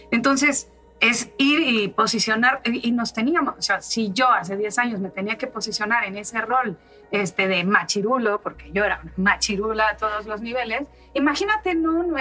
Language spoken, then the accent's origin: Spanish; Mexico; que somos mexicanas, crecimos en el catolicismo